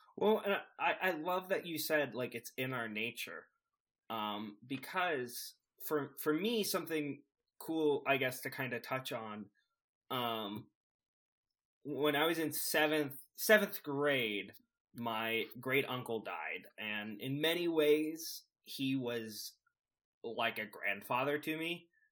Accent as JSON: {"language": "English", "area": "the Bible Belt", "region": "the South", "country": "United States", "tie": "born or raised there", "said": "growing up in the Bible, Bi-, Bible Belt, in the Bible Belt"}